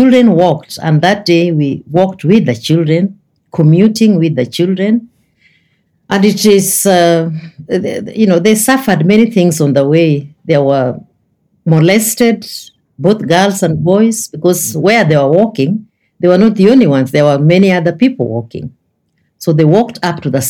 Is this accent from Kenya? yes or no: yes; Kenya; as a Kenyan